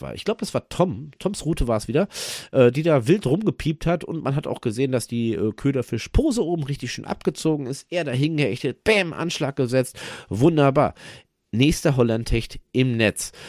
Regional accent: Germany; hier bei uns in Deutschland

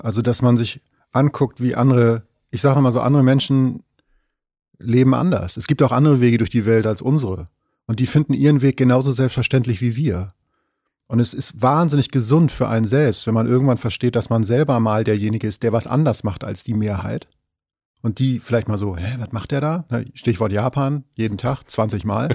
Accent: Schleswig-Holstein, Germany; Ich komme ähm, aus Schleswig-Holstein an der Grenze zu Hamburg

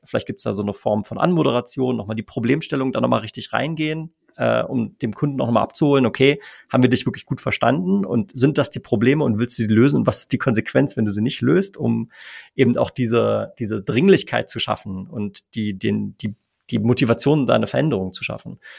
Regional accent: Germany; bei uns in Deutschland

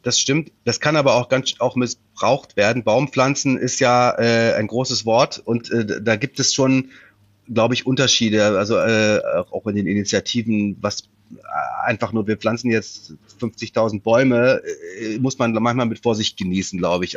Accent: Rhineland, Germany; moved away; wenn ich zu meinen Eltern fahre im äh, Rheinland

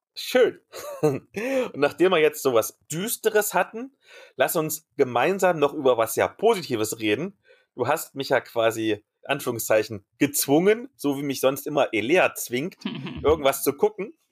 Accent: East Germany, Germany; als Ossi-Kind

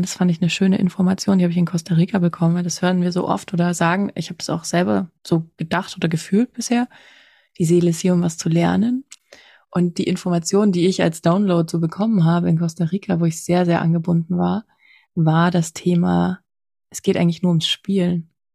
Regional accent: former East Germany, Germany; Also ich komme aus der ehemaligen DDR.

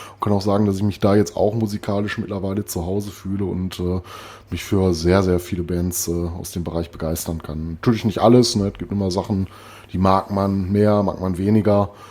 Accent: Recklinghausen, North Rhine-Westphalia, Germany; moved away; meine alte Heimat Recklinghausen

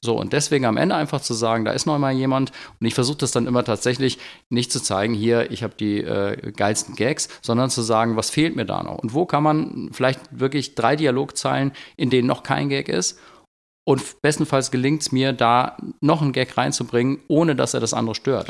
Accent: Bergheim, North Rhine-Westphalia, Germany; ich komme aus Bergheim

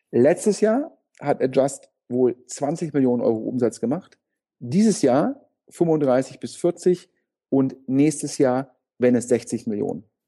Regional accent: Düsseldorf, North Rhine-Westphalia, Germany; als Düsseldorfer

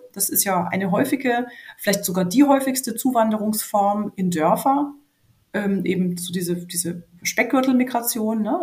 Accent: Franconia, Bavaria, Germany; Ich komme ja aus Franken und das hat ja äh, wenig Ähnlichkeit jetzt gerade vom Dialekt her mit dem Oberbayerischen

